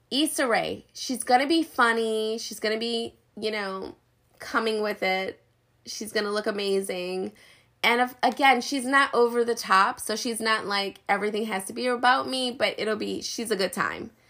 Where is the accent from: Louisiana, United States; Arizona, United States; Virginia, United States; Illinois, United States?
Louisiana, United States; New Orleans; I mean, I'm from New Orleans.